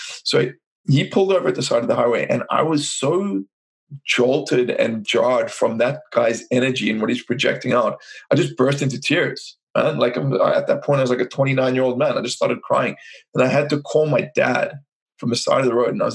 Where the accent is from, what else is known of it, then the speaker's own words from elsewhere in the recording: South Africa; I'm from South Africa